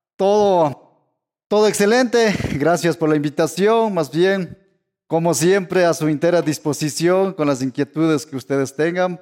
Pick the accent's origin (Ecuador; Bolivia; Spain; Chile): Ecuador; yo soy el primer estudiante indígena de mi tierra